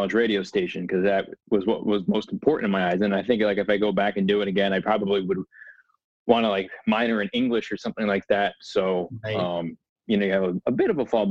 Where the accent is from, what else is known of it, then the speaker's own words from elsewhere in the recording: New Jersey, United States; I live in New Jersey. I grew up in New Jersey